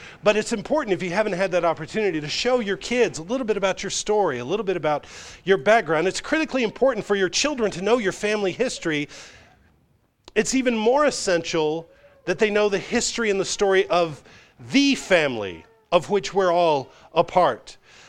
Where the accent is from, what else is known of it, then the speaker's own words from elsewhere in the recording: Chicago, Illinois, United States; born there; moved away; I tell my friends in the South, I was born in Chicago, but I got here just as quick as I could. I got to the South just as quick as I could.